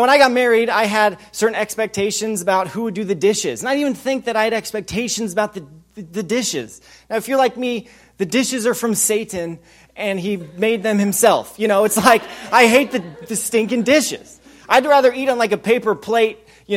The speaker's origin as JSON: {"language": "English", "region": "Wyoming", "country": "United States", "tie": "born or raised there", "said": "I did grow up in Wyoming."}